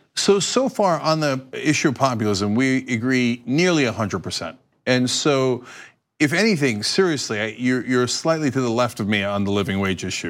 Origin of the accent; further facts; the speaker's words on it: United States; as an American